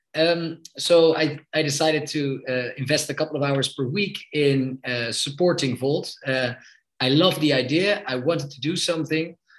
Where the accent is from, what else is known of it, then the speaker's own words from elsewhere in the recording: Amsterdam, North Holland, Netherlands; I'm 32 years old and I'm from Amsterdam in the Netherlands.